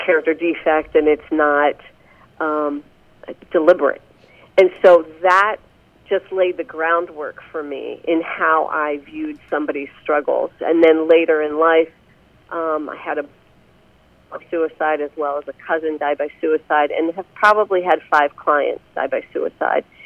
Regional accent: Pennsylvania, United States; now in Indiana, United States; I grew up back in Pennsylvania

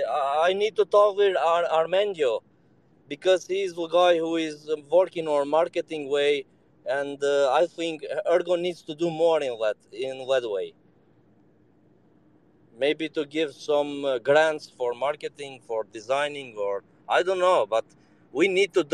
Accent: Serbia; I joined you from Serbia, so I am from Balkan

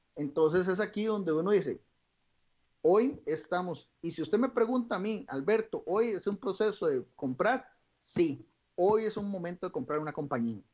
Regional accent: Costa Rica; como todo costarricense

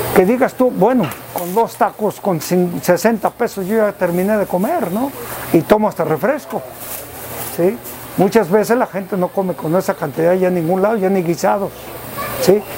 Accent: Ezequiel Montes, Querétaro, Mexico; vengo del pueblo de Sequil Montes. Soy queretano 100%

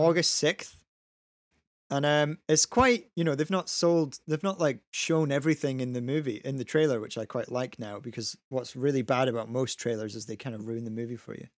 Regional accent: Scotland, United Kingdom; we're Scottish, so we never really grew up with G I. Joe

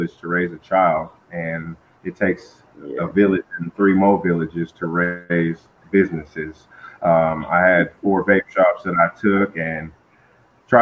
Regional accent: Flint, Michigan, United States; moved away; also born or lived in Albuquerque, New Mexico; I was born and raised in Flint, Michigan

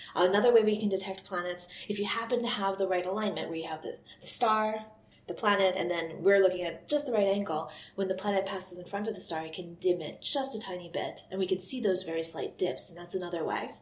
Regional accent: United States; moved away as an adult; now in Scotland, United Kingdom; I'm from the US

